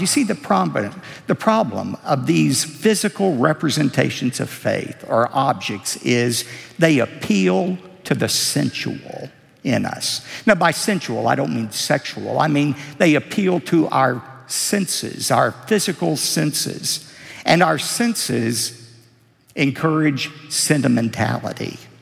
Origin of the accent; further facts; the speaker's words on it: United States; I'm very proud that I'm a citizen of this great country